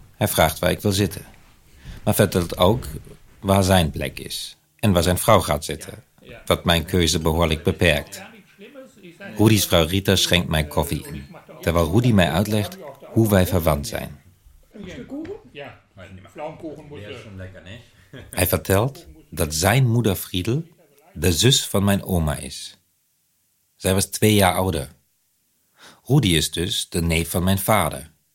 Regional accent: Germany; accent: German; Dutch is a second language; moved away as an adult; now in Netherlands; Andersom was ik in Nederland een Duitser

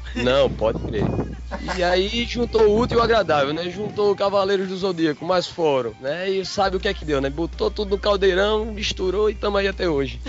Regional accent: Pernambuco, Brazil; accent: matuto; O pernambucano aqui, fala matuto, né? mas é, o sotaquezinho é um pouquinho diferente do de vocês

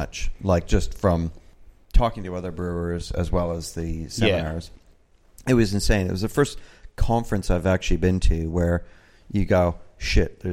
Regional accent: East Coast of Canada, Atlantic Canada, Canada; As an East Coaster, I'm from the East Coast of Canada

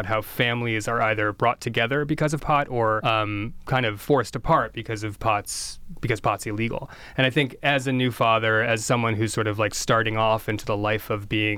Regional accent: Princeton, New Jersey, United States; born or raised there

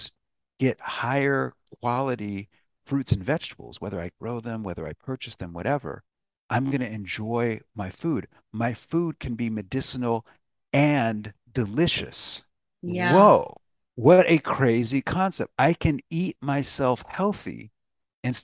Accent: United States; I was an American. And I still am an American

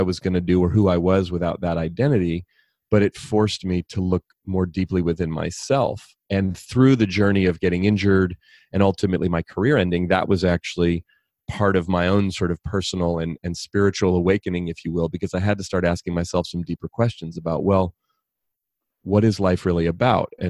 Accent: California, United States; I grew up here in California, not far from where I live now

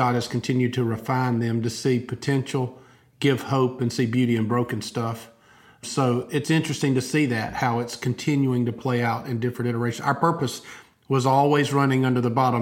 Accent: Albany, Georgia, United States; moved away as an adult; now in Opelika, United States; I grew up in Albany, Georgia, about 2 hours south.

